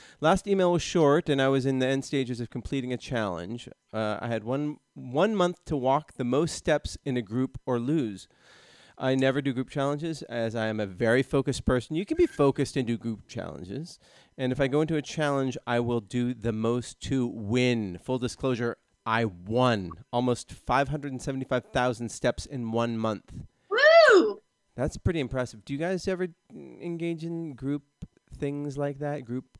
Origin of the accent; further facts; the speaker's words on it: Sweden; also born or lived in Denmark; now in Helsingborg, Sweden; from Sweden. A guy, 40 years old, who lives in Helsingborg. I've moved around a lot in Sweden and have lived in Denmark as well, and my family is both Danish and Swedish.